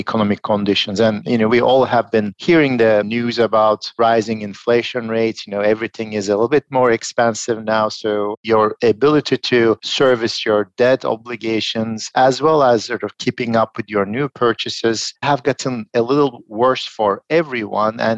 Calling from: Philadelphia, Pennsylvania, United States; I'm joining from Philadelphia.

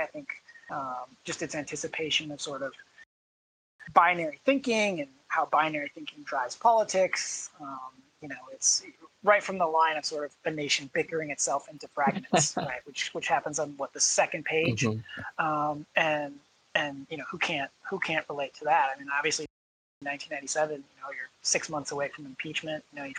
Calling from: Illinois, United States; I'm coming from Illinois, so I guess that's what I mean when I say we.

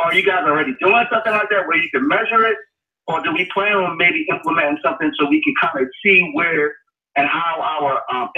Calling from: Atlanta, Georgia, United States; I'm calling from Atlanta, Georgia.

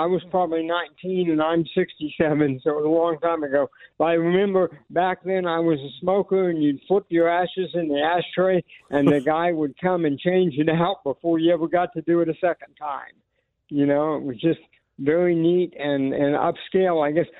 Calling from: Myrtle Beach, South Carolina, United States; also born or lived in Kansas City; I'm calling from Myrtle Beach, South Carolina. Moved here from Kansas City.

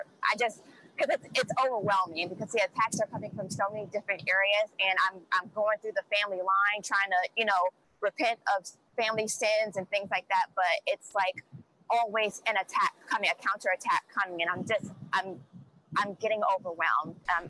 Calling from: California, United States

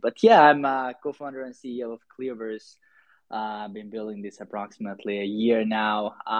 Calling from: Helsinki, Uusimaa, Finland; I'm calling from Helsinki, Finland

